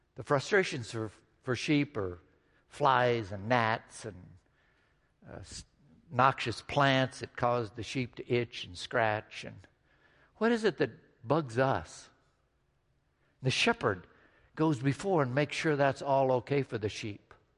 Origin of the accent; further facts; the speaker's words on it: Midwest, United States; Growing up in the Midwest